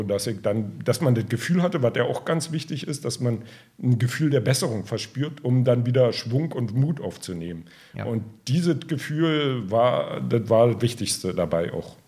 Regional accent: Strausberg, Brandenburg, Germany; selber komme ich aus Strausberg

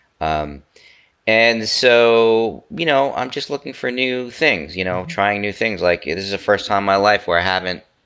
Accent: United States; I'm an American

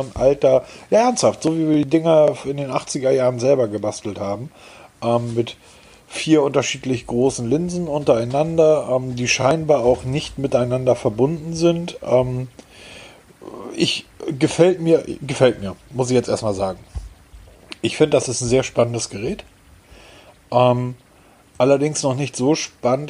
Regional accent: Hamburg, Germany; born or raised there

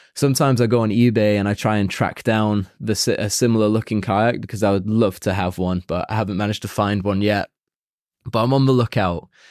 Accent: Warrington, North West England, United Kingdom; now in Chile; Warrington is my hometown. Um, it's slap bang in the middle of Liverpool and Manchester in the northwest of England

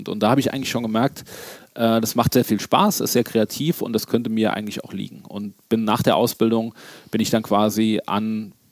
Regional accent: Gerolstein, Rhineland-Palatinate, Germany; wenn du sagst, ich komme aus Gerolstein, ja klar

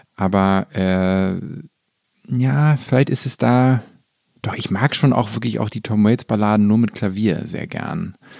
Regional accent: Hamburg, Germany; ich bin ja in Hamburg groß geworden

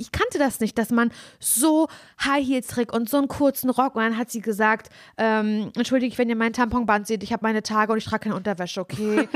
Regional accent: East Germany, Germany; ich bin ja im, ähm, im Osten groß geworden

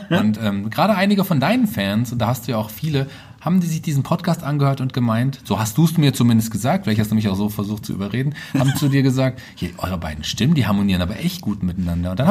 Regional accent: Fulda, Hesse, Germany; born there; Und ich bin gebürtiger Fulderer.

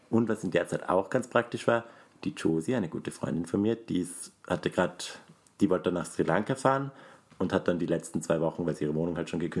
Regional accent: Graz, Styria, Austria; Ich bin Grazer, kein Steirer, ist ein Unterschied.

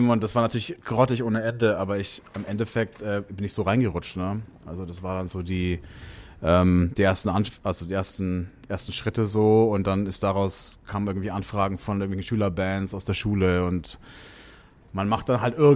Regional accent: Bavaria, Germany; sage ich immer Franken, weil, oder ich bin Franke

